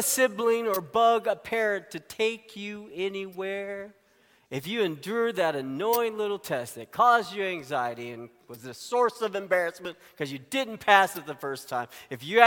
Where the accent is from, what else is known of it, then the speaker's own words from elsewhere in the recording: Arkansas, United States; I grew up in Arkansas